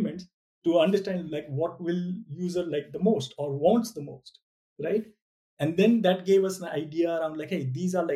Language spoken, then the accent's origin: English; India; I'm an Indian